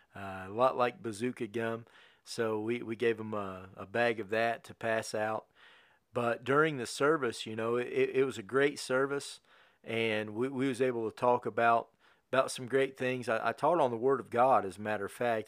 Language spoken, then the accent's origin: English; Connersville, Indiana, United States; moved away as an adult; also born or lived in New Castle, Indiana; we moved to Newcastle in two thousand thirteen, but we was raised in Connorsville